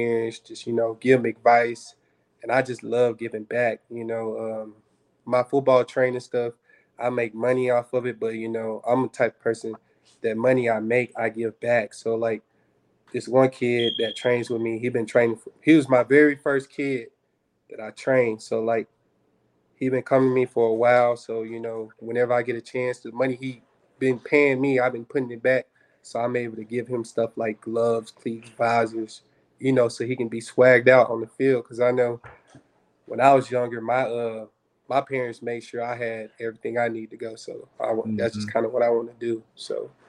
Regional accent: Little Rock, Arkansas, United States; also born or lived in Texas; I'm from Little Rock, Arkansas, born and raised.

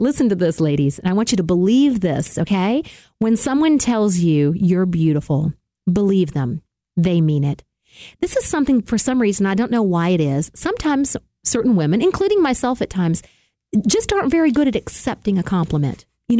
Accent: the South, United States; I'm from the South, where when we say, "The phone line's down and y'all need to get a truck over here to put it back up,"

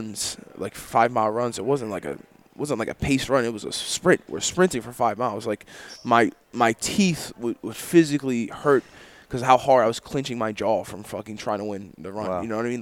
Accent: New Jersey, United States; I grew up in Jersey

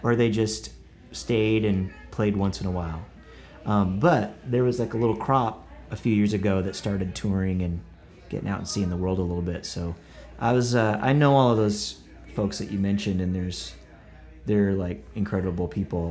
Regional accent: Buffalo Valley, Oklahoma, United States; moved away as an adult; also born or lived in Tulsa, Oklahoma / Broken Arrow, Oklahoma; now in Nashville, United States; Buffalo Valley is where I grew up

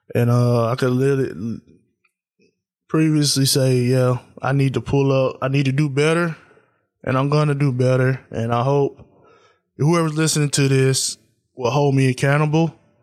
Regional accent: Tennessee, United States; I'm from Tennessee

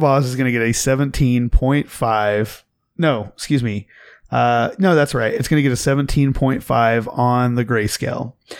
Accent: Oklahoma, United States; I grew up in Oklahoma

